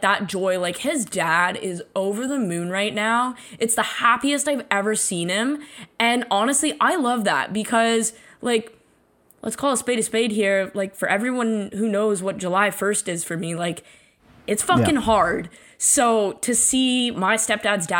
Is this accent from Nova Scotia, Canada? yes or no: no; Toronto, Ontario, Canada; I was born and raised in Toronto in a Leafs family